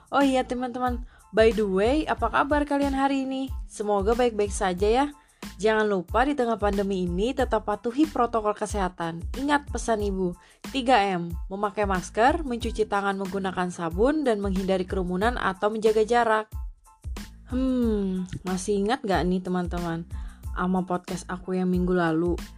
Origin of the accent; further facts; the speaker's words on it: Central Kalimantan, Indonesia; contoh aplikasi yang ada di daerah aku di Kalimantan Tengah beserta penjelasannya.